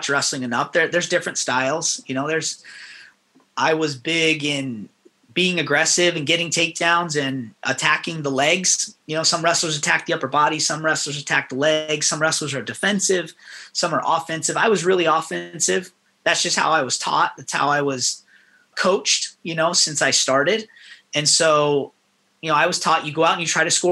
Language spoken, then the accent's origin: English; Las Vegas, Nevada, United States; moved away as an adult; also born or lived in Tempe, Arizona / Iowa; I grew up in Las Vegas